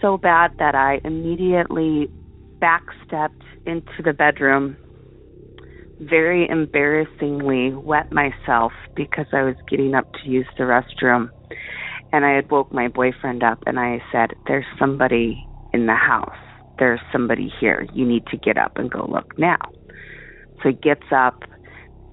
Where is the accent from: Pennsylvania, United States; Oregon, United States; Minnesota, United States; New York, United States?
Oregon, United States; Portland; moved away as an adult; now in Girdwood, United States; Originally I'm from Portland, Oregon